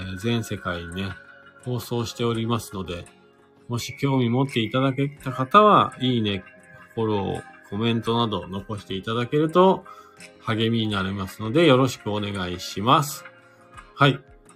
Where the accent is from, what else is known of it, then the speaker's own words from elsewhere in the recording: Fuji, Shizuoka, Japan; now in Hakuba, Japan; 僕の地元がですね、静岡県の富士市というところなんです